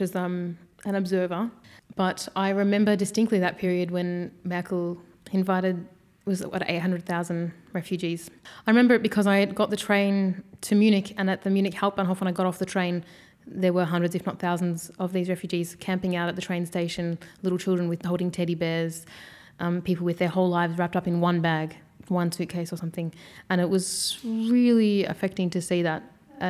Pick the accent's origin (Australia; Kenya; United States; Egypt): Australia; But even growing up in Australia, having the name … wasn't so easy.